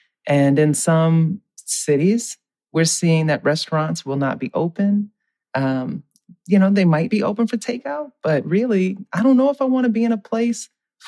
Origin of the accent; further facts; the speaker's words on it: New Orleans, Louisiana, United States; I'm from New Orleans where seafood is fresh.